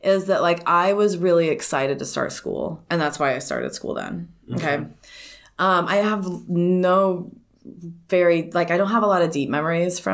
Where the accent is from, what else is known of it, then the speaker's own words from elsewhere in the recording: California, United States; I was born in California